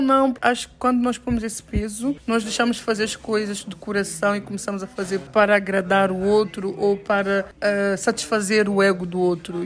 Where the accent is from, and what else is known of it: São Tomé & Príncipe